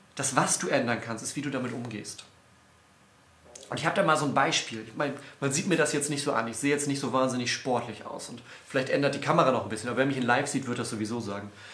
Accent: Northern Germany, Germany; als Norddeutscher

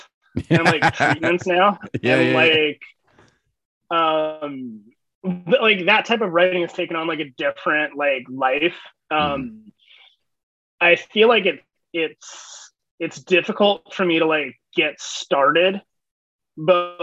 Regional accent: Shawnee, Kansas, United States; I grew up in Shawnee, Kansas. It's a suburb of Kansas City on the Kansas side

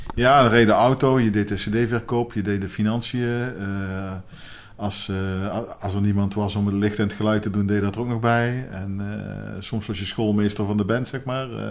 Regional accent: Helmond, North Brabant, Netherlands; In uh, Helmond. Een geboren en getogen

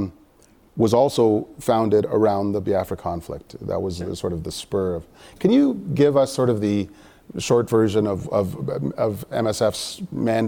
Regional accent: Sarnia, Ontario, Canada; I'm from Sarnia and I liked it.

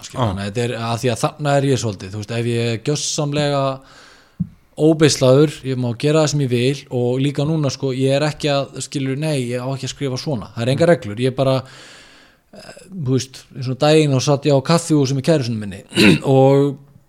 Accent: Neskaupstaður, Eastern Region, Iceland; now in Reykjavík, Iceland; ég er frá Norfriði

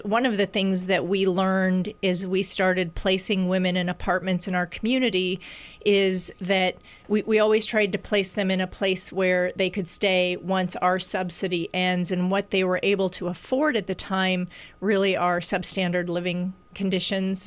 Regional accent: Des Moines, Iowa, United States; moved away; when I came back to Iowa, which I'm from Des Moines

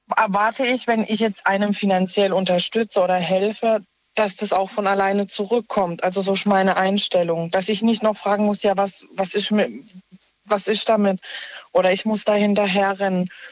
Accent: Offenburg, Baden-Württemberg, Germany; ich komme aus Offenburg

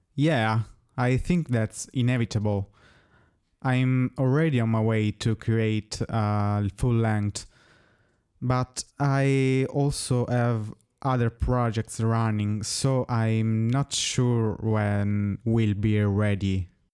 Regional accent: Italy; first language Italian; English is a second language; I also sing in my native language, which is, as you may guess, Italian

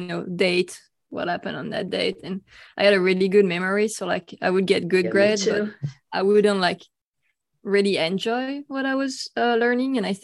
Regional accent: France; moved away; I'm from France

